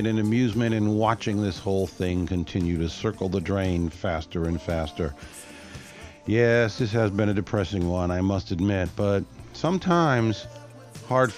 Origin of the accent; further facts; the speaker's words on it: United States; I still consider myself an American